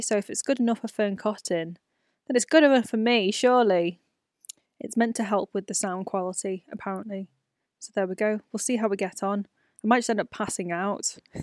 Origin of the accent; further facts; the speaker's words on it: United Kingdom; my life as a B B C, a British-born Chinese person